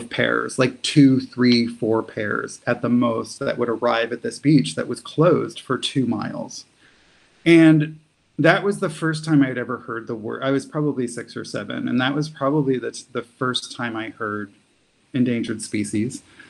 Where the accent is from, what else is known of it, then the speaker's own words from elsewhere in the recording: New Jersey, United States; I grew up in South Jersey